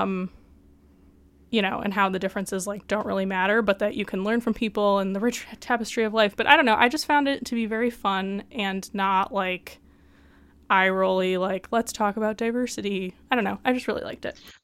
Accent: Midwest, United States; I'm from the Midwest

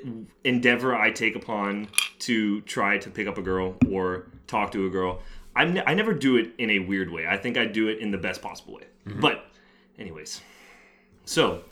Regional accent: Tampa, Florida, United States; I'm from Tampa

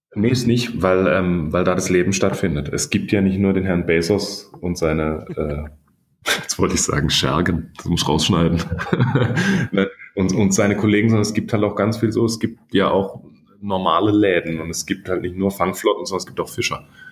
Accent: Baden-Württemberg, Germany; accent: Badisch; Ich bin aus dem Süden

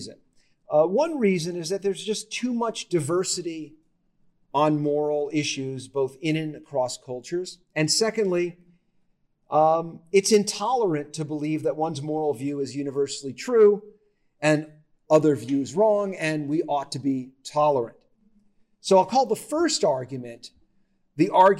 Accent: Las Vegas, Nevada, United States; I grew up in Las Vegas, which is unusual

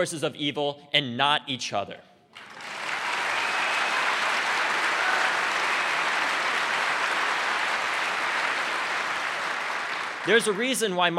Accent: United States; as an American

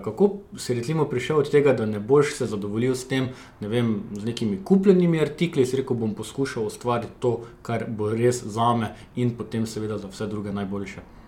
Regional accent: Žahenberg, Kozjansko, Slovenia; jaz prihajam iz Žahenberga, še manjši zaselek uh, na obrobju Kozijanskega

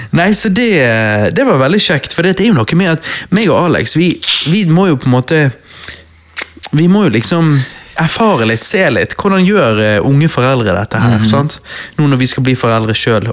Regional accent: Norway; jeg er en typisk norsk gutt

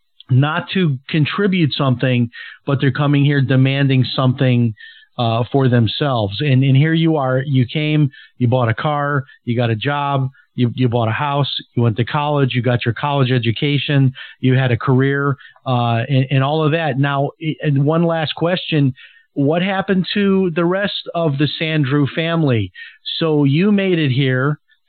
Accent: Chicago, Illinois, United States; now in Florida, United States; like I'm from Chicago, but I've lived in Florida for many years now.

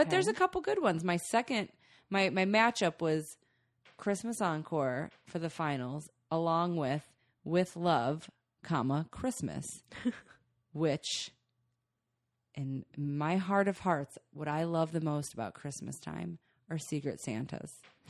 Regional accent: Ohio, United States; I'm from Ohio.

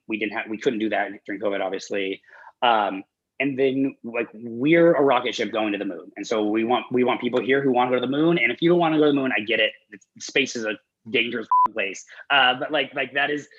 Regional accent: Denver, Colorado, United States; I'm from Denver

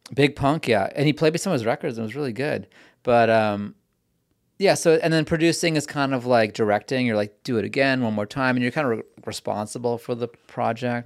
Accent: Vancouver, British Columbia, Canada; also born or lived in New York; now in Los Angeles, United States; I'm from Vancouver

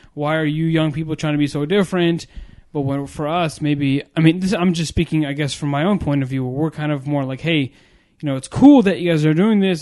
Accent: United States; I was born here in America

